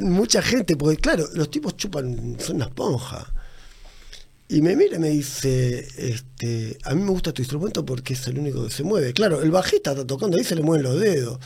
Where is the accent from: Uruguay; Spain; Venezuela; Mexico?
Uruguay; also born or lived in Tacuarembó; soy uruguayo